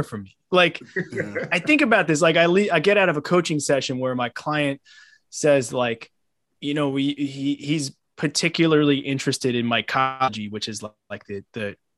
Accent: Long Island, New York, United States; also born or lived in Brooklyn, New York; I'm born and raised in New York. I currently live in Brooklyn. I grew up on Long Island.

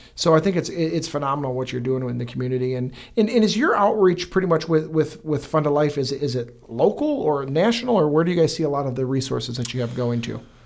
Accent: Fenton, Michigan, United States; also born or lived in Brighton; born and raised in Fenton

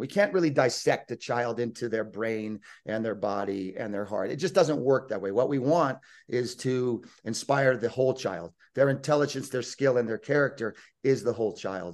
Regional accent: United States; moved away as an adult; also born or lived in Lake Tahoe, California; now in Sitges, Spain; I'm born and raised in the United States

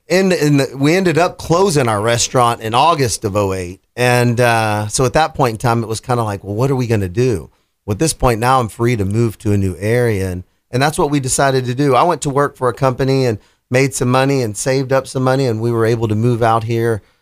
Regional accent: Houston, Texas, United States; moved away; I'm from Houston and I had owned three different businesses down there

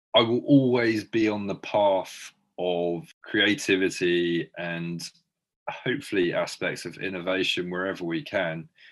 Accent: Brighton, South East England, United Kingdom; when I was growing up in Brighton

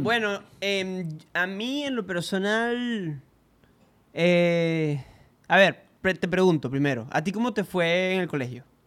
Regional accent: Venezuela; nosotros somos venezolanos

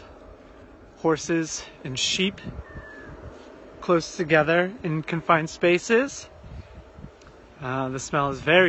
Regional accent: United States; now in London, United Kingdom; as an American

